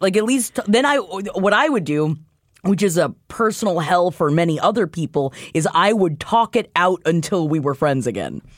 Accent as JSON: {"language": "English", "town": "New York City", "region": "New York", "country": "United States", "said": "I'm from Queens"}